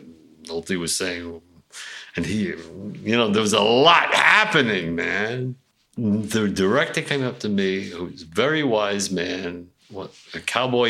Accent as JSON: {"language": "English", "town": "New York City", "region": "New York", "country": "United States", "said": "I'm from Brownsville, Brooklyn"}